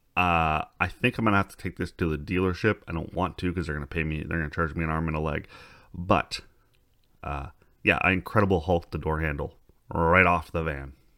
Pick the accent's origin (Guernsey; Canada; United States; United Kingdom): Canada; we're Canadian